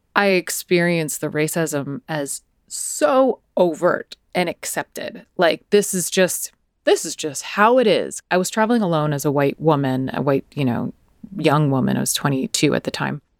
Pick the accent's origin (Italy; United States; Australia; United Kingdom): United States; accent: American; my American accent